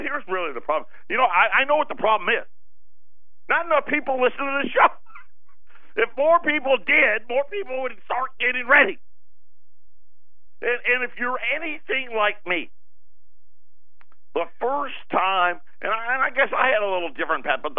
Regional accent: Syracuse, New York, United States; I'm a huge Syracuse fan. My hometown, that's where I was born and raised

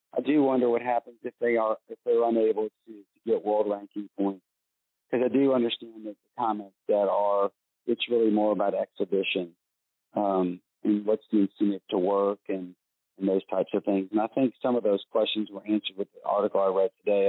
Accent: United States; I'm from the United States

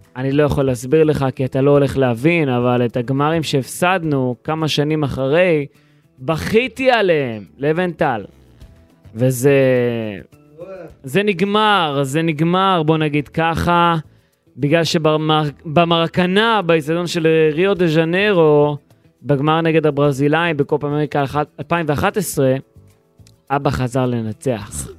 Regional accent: Israel; אני ישראלי

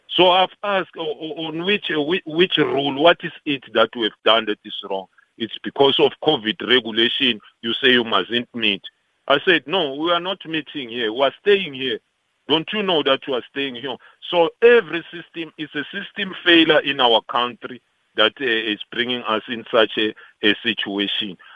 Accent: South Africa; all of us as South African

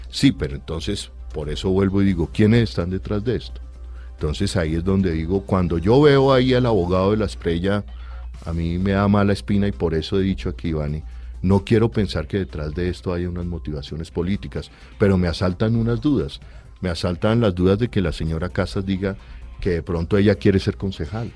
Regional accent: Bogotá, Colombia; yo me crié entre la Caracas y el Campín

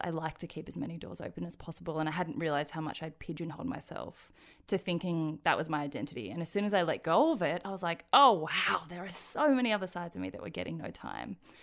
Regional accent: Australia; born or raised there; also born or lived in Daegu, South Korea

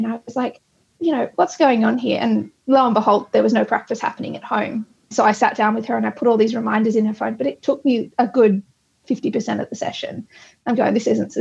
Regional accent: Sydney, New South Wales, Australia; I'm from Sydney

